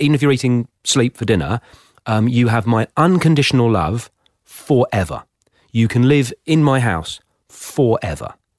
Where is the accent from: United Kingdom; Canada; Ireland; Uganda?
United Kingdom; Plymouth, South West England; also born or lived in Somerset; now in Australia; I was born in Plymouth